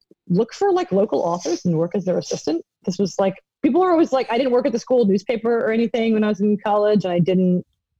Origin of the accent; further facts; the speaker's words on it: Philadelphia, Pennsylvania, United States; I'm from Philly